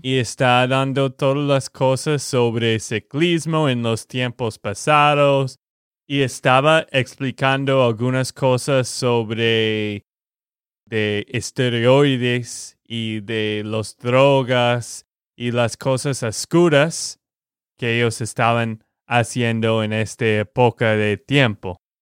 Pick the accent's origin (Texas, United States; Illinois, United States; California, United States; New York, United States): Texas, United States; de Texas, Estados Unidos